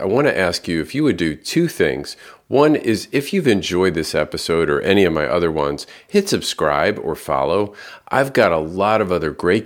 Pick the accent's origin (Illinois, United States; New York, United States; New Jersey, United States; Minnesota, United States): New York, United States; Long Island; I grew up on Long Island, so every corner we had a Greek restaurant